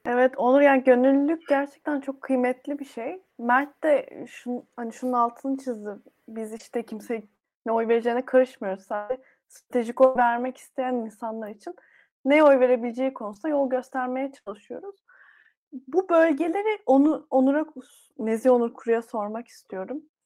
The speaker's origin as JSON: {"language": "Turkish", "region": "Kastamonu", "country": "Turkey", "said": "Ben Kastamonluyum"}